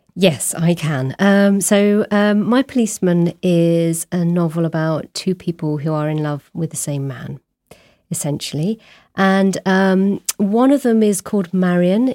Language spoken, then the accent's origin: English; Abingdon, South East England, United Kingdom; moved away as an adult; also born or lived in Warwick; now in Brighton, United Kingdom; I grew up in the small town of Abingdon